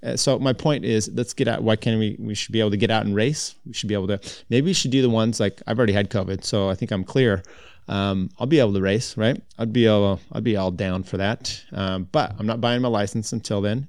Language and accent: English; United States; as American cyclists